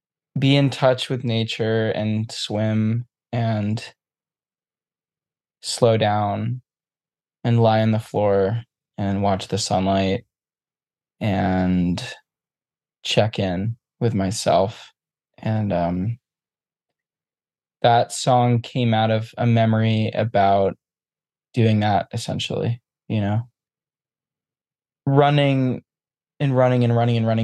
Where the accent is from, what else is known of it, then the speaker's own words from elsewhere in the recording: New England, United States; Which I grew up in New England, in a small town